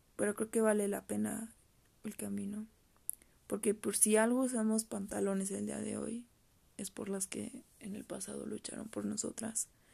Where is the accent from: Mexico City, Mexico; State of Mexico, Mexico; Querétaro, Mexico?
Querétaro, Mexico; yo soy de aquí de Querétaro